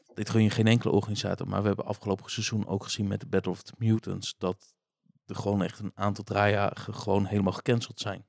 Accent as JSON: {"language": "Dutch", "country": "Netherlands", "said": "wij als Nederlander"}